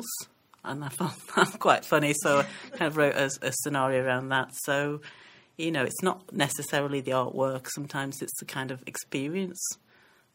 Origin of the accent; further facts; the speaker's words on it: the north of England, United Kingdom; also born or lived in Sierra Leone; my mom left my dad when I was five and brought me and my sister over, and we went to live in the north of England